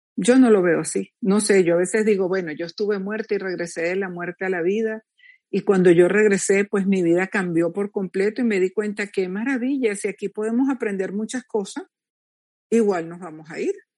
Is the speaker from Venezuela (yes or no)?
yes; Venezuela; moved away as an adult; a los pocos meses me fui de Venezuela